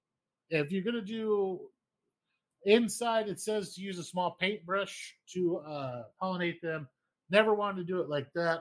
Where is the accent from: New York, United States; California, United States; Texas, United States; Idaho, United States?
Idaho, United States; moved away; Growing up in Idaho